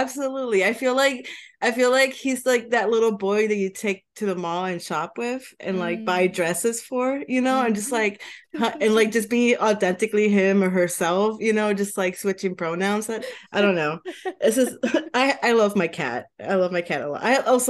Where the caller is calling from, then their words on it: Washington, District of Columbia, United States; Washington DC, Trinidad area is a great area. I've been living here for like 9 months